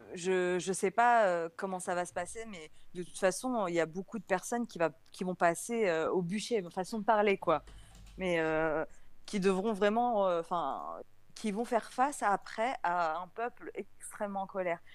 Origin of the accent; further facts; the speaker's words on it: France; je suis de France